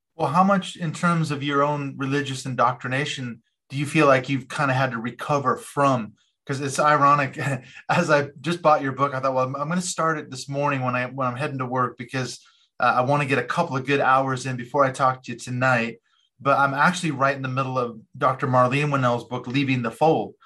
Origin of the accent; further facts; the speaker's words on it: Seattle, Washington, United States; moved away; also born or lived in Portland; I grew up in Seattle